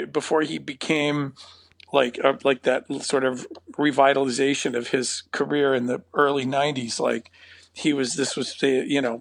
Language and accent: English; Napa, California, United States; I grew up in Napa, but I was born in Southern California and then moved north